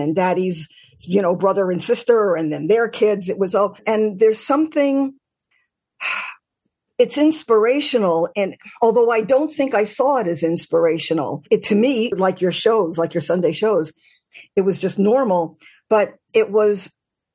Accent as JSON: {"language": "English", "town": "New York City", "region": "New York", "country": "United States", "tie": "born or raised there", "said": "I grew up in Queens, so attached to the island, but we didn't consider ourselves Long Island"}